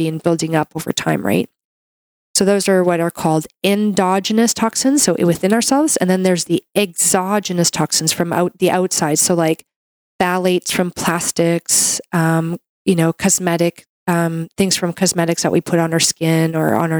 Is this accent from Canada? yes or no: yes; Canada; I'm a Canadian medical doctor